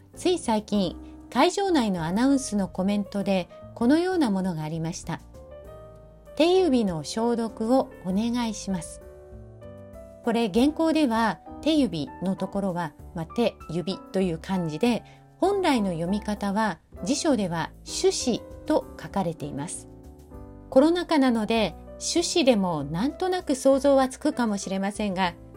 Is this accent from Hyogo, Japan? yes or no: no; Fukuoka, Japan; 私は福岡出身